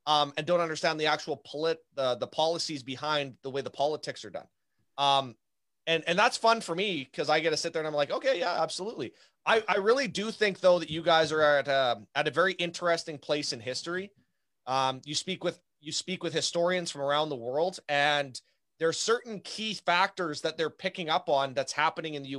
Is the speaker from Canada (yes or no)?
yes; Canada; as a Canadian